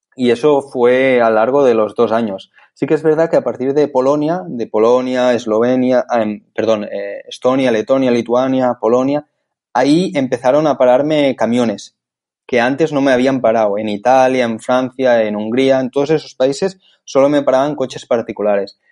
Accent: Barcelona, Catalonia, Spain; soy de Barcelona

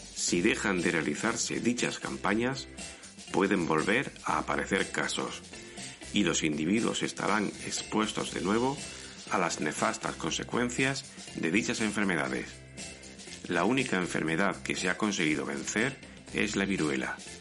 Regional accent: Spain

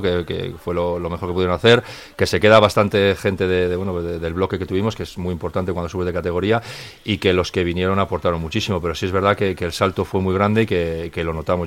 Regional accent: Santander, Cantabria, Spain; moved away; el equipo de mi tierra

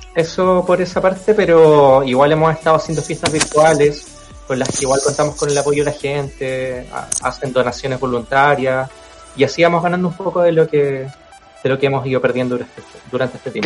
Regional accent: Chile; como buen cantante chileno

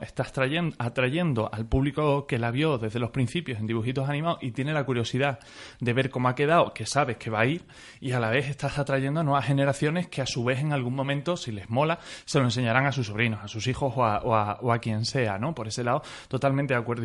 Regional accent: Mérida, Extremadura, Spain; yo soy de Mérida

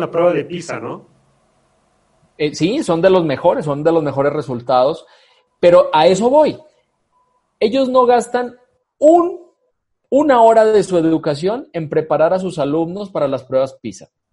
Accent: Medellín, Antioquia, Colombia; moved away as an adult; now in Aguascalientes, Mexico; yo eh, nací en Colombia, nací en Medellín, Colombia, ya pues llevo la mitad de mi vida aquí en Aguascalientes

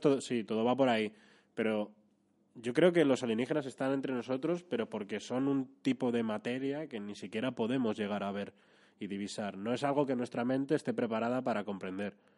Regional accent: Madrid, Community of Madrid, Spain; Yo soy de Madrid capital, eh, sí, sí. O sea, encima nací

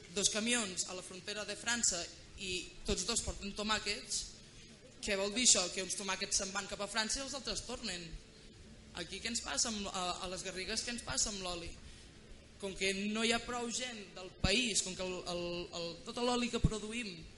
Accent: Catalonia, Spain; les que som de Catalunya

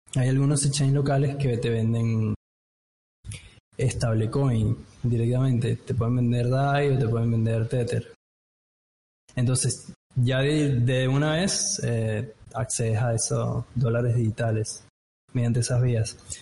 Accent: Venezuela; moved away as an adult; now in Buenos Aires, Argentina; yo soy de Venezuela, me vine en 2015 acá a Buenos Aires y como venezolano

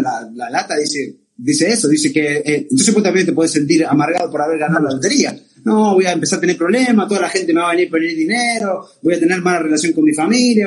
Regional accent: Argentina; nosotros somos argentinas

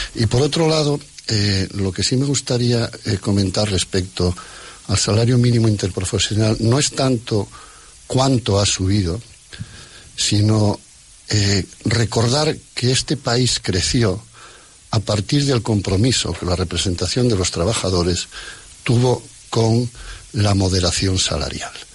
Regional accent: Asturias, Spain; como asturiano de esta, de esta brigada

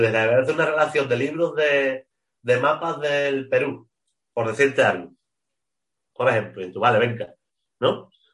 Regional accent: Spain; los que somos malos somos los españoles

